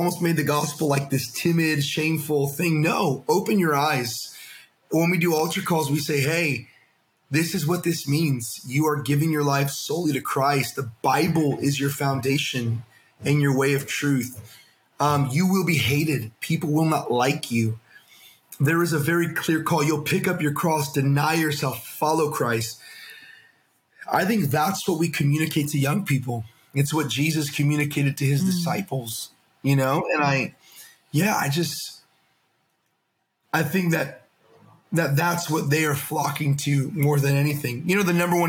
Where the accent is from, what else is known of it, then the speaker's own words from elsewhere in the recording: United States; I'm an American